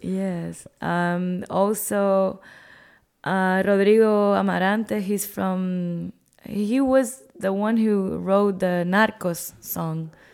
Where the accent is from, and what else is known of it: Cuba